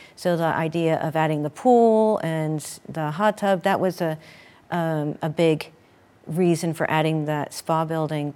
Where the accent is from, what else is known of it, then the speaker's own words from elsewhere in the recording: Sterling Inn, Poconos, Pennsylvania, United States; growing up in the Sterling Inn